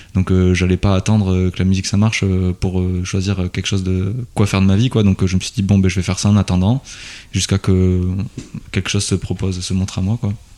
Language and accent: French; Toulouse, Occitania, France; quand on vient de Toulouse, on est dans le sud, on connaît personne